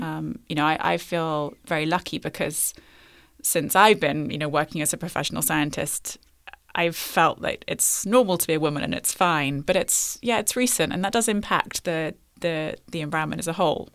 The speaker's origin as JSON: {"language": "English", "region": "London", "country": "United Kingdom", "tie": "born or raised there", "said": "I grew up in London"}